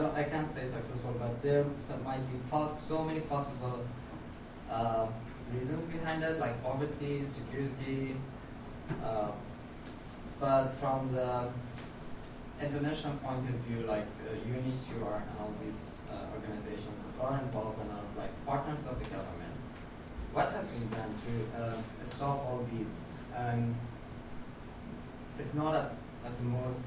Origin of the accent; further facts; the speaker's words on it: Afghanistan; I'm from Afghanistan.